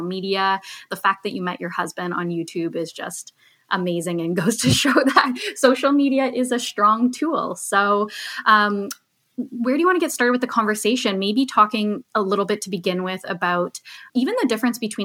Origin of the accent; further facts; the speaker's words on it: just outside of Toronto, Ontario, Canada; I grew up just outside of Toronto.